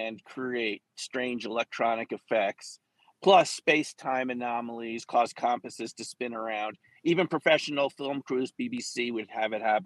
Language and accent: English; New York City, New York, United States; moved away; also born or lived in Westchester, New York; I grew up in Manhattan